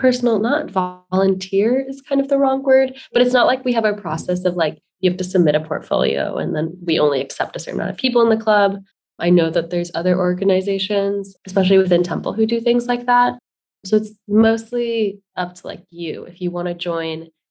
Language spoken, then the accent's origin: English; California, United States; moved away as an adult; now in Philadelphia, United States; I'm from California